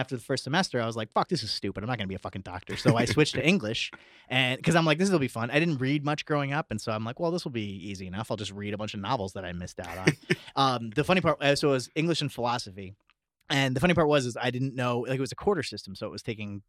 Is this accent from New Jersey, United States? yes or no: yes; Central New Jersey, United States; We're from Central New Jersey. I kind of grew up